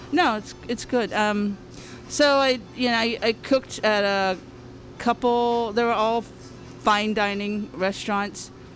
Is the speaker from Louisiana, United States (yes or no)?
yes; Harvey, Louisiana, United States; now in San Francisco, United States; I grew up in a little town called Harvey, which is on the west bank of New Orleans, so across the river